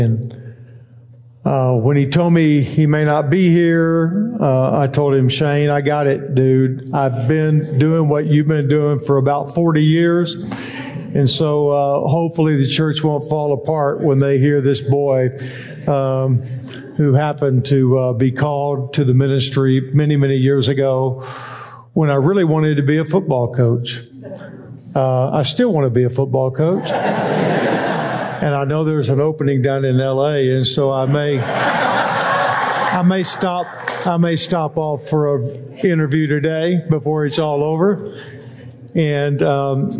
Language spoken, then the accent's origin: English; Texas, United States; I was born in Texas and raised